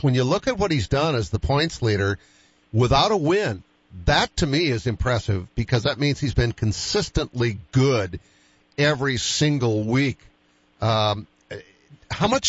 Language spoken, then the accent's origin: English; East Coast, United States; moved away; I'm from the East Coast